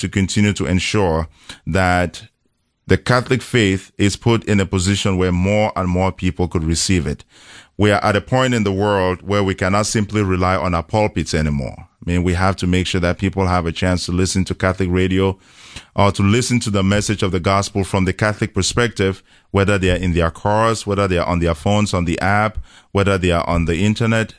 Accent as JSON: {"language": "English", "country": "Cameroon", "tie": "born or raised there", "moved": "yes", "said": "born and raised in Cameroon in, uh, Central Africa"}